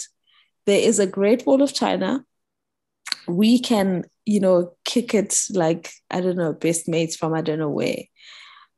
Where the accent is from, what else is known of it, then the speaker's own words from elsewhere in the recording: Pretoria, Gauteng, South Africa; moved away as an adult; also born or lived in Johannesburg / Bloemfontein / Sydney; I grew up in Pretoria. Yes, I went to school in Johannesburg. I've lived in different, you know, I lived in Bloem, I lived in Sydney, all those things, and I've come back